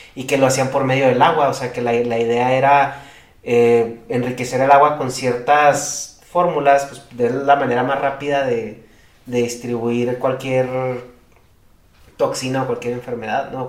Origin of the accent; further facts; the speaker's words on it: Chihuahua, Mexico; vengo de Chihuahua